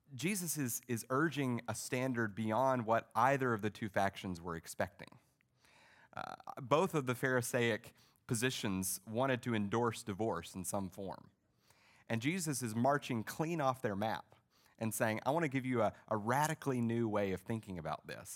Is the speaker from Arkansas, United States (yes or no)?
yes; Arkansas, United States; I was raised in Arkansas in a, in a Baptist church